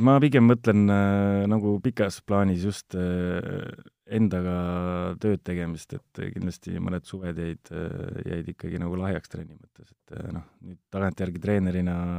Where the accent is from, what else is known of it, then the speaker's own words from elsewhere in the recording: Ilmatsalu, Tartu County, Estonia; tegelikult olen maapoiss Tartu lähistelt Ilmatsalust, aga jah, kolisin ma arvan, see oli kolmteist, olin vana, siis kolisin linna.